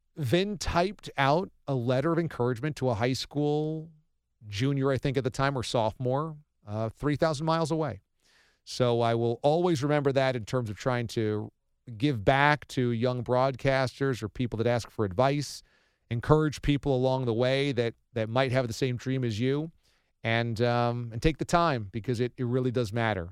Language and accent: English; Warwick, New York, United States; I was a high school kid in Warwick, New York, in Orange County back in the mid-nineties